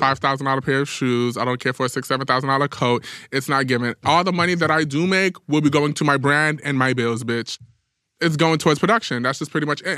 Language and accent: English; New York City, New York, United States; as a New Yorker